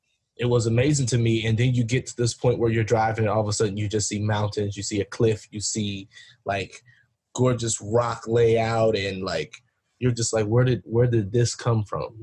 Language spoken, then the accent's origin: English; West Virginia, United States; I'm from West Virginia, I'm a country boy, and we have some beautiful landscapes here